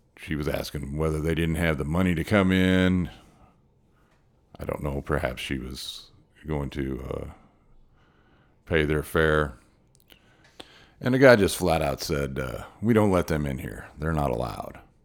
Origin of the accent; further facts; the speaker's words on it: Midwest, United States; also born or lived in Hermann, Missouri; I grew up mostly in the Midwest in the seventies